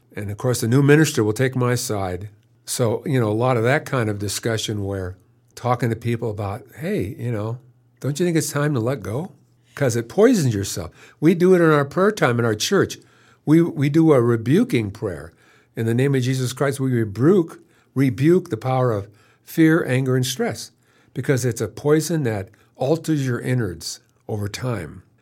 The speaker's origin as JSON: {"language": "English", "town": "San Jose", "region": "California", "country": "United States", "tie": "born or raised there", "also_born_or_lived": "Long Beach", "moved": "as an adult", "lives_now": "Warm Springs, United States", "said": "I was raised Roman Catholic in San Jose"}